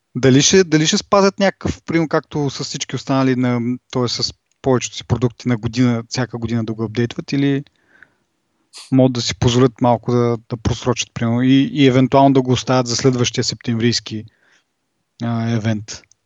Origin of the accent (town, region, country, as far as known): Bulgaria; accent: Bulgarian